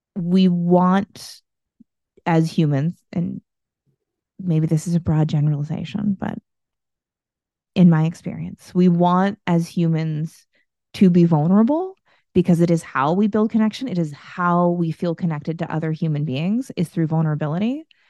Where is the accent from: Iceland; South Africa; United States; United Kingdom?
United States; I'm from the United States